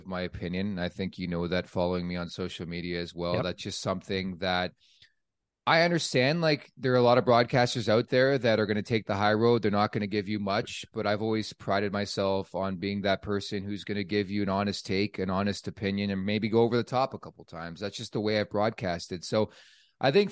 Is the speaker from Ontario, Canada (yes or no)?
yes; Oakville, Ontario, Canada; also born or lived in Montreal; from Oakville, Ontario, where I grew up